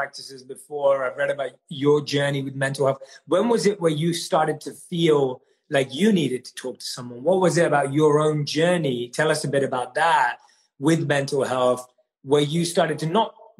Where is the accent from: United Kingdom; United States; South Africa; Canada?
United Kingdom; London; also born or lived in India; I'm born and raised in London